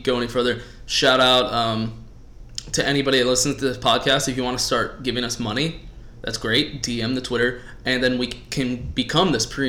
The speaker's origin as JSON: {"language": "English", "region": "North Carolina", "country": "United States", "tie": "born or raised there", "moved": "yes", "said": "I was born in North Carolina, so does that make me a Tar Heel?"}